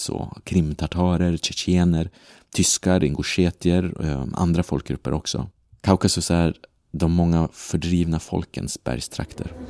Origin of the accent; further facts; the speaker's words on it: Sweden; moved away as an adult; now in Brussels, Belgium; jag är uppvuxen i Sverige